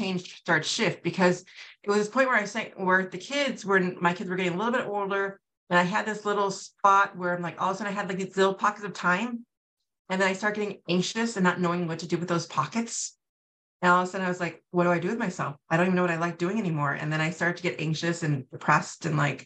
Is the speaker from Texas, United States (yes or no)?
no; California, United States; moved away as an adult; also born or lived in New York; now in Wisconsin, United States; I moved back to California, where I'm from